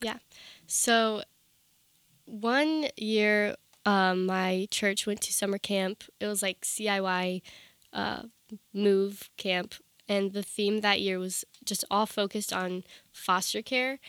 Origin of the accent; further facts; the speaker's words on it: Round Hill, Virginia, United States; I grew up in Northern Virginia, in, like, Round Hill, Virginia.